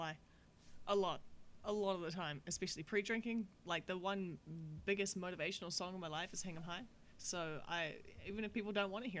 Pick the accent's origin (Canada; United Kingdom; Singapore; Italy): Canada; I was like, chill out. I'm so Canadian.